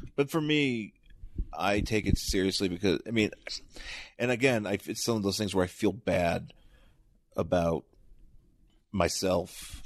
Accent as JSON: {"language": "English", "town": "Buffalo", "region": "New York", "country": "United States", "tie": "born or raised there", "also_born_or_lived": "Boston", "moved": "yes", "lives_now": "Los Angeles, United States", "said": "lived in Buffalo, went to Boston, and then moved to L A."}